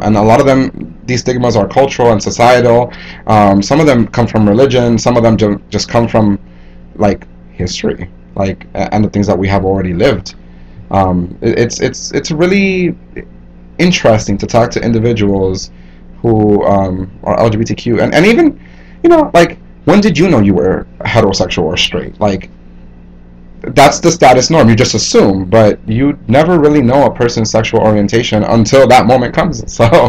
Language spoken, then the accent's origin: English; Hialeah, Florida, United States; moved away as an adult; also born or lived in New York / Santo Domingo, Dominican Republic; growing up in Miami, specifically Hialeah, Florida, which is a predominantly Cuban American community